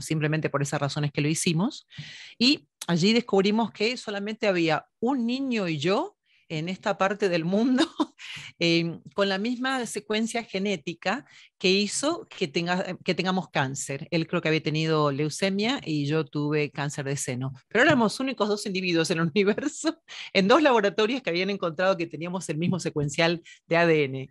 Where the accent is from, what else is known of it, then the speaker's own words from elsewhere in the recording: Buenos Aires, Argentina; also born or lived in Mexico; now in United States; nací en Buenos Aires, Argentina, en San